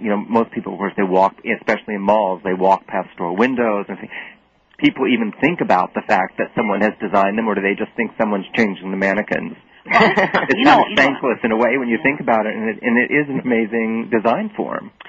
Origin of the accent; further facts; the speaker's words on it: the South, United States; now in New Jersey, United States; I'm from the South, so I know Belk.